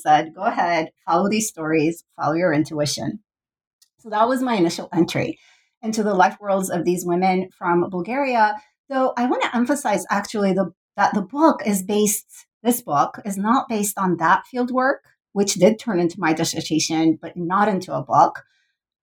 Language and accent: English; Turkey; growing up in Turkey